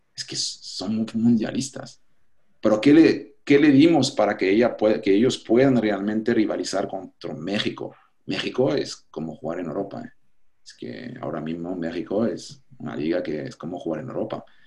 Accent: Switzerland; Spanish is a second language; moved away as an adult; now in Panama; mentalidad de pequeño suizo

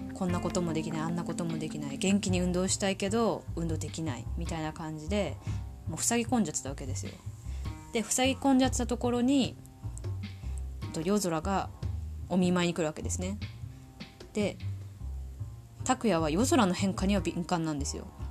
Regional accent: Tohoku, Japan; 生まれも育ちも東北人です。口下手、鉛もありますので

